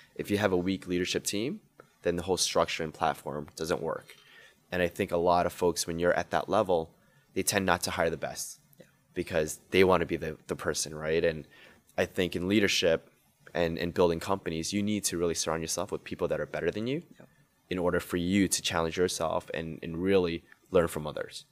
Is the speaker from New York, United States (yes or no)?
yes; New York City, New York, United States; I grew up in Queens Woodside, oh. so I was born and raised all my life there.